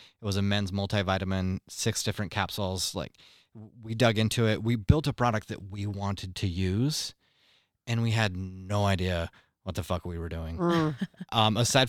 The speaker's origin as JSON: {"language": "English", "country": "Mexico", "tie": "born or raised there", "moved": "yes", "said": "growing up in Mexico"}